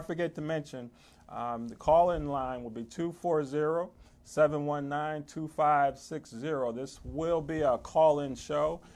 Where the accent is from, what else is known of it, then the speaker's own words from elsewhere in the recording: New Jersey, United States; moved away as an adult; also born or lived in Laurel, Maryland; now in Maryland, United States; I'm originally from New Jersey